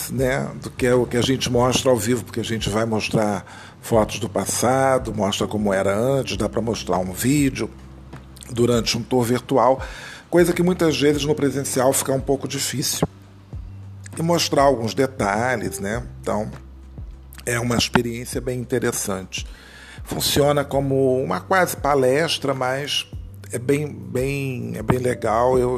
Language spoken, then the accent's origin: Portuguese; Rio de Janeiro, Brazil; Nasci nesse dia em Madureira e fiquei em Madureira até eu completar até 25 anos de idade. Depois eu me mudei, vim morar na zona sul do Rio